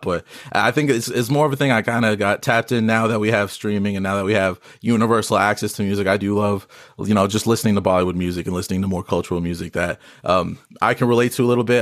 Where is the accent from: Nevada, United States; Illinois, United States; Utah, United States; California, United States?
Nevada, United States; Las Vegas; I'm a artist, born and raised in Vegas